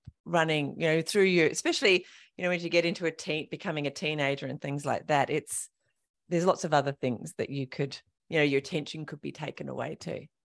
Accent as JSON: {"language": "English", "area": "King Island", "region": "Tasmania", "country": "Australia", "tie": "born or raised there", "moved": "yes", "said": "I grew up on King Island"}